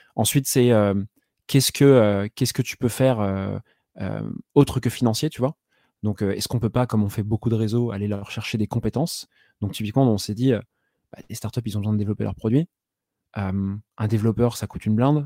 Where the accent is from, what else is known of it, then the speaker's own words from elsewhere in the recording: Saint-Malo, Brittany, France; moved away as an adult; also born or lived in Rennes; je suis breton de base, je viens de Saint-Malo. Donc, j'ai fait jusqu'à mon bac mes études, si on peut appeler ça des études